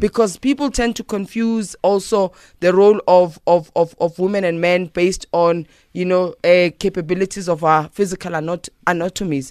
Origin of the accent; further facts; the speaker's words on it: South Africa; as a South African